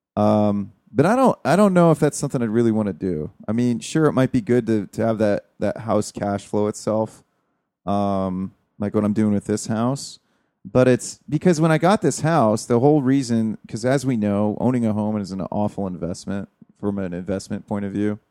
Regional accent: United States

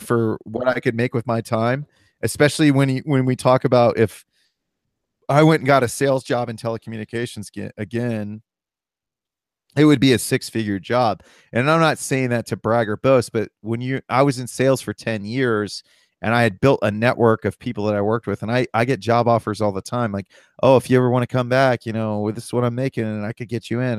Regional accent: Columbus, Ohio, United States; I'm from Columbus, Ohio

